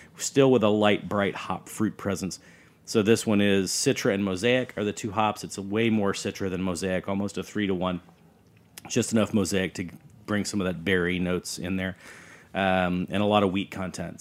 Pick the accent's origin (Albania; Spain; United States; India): United States; Fayetteville, Arkansas; moved away; also born or lived in New Jersey; I grew up in Arkansas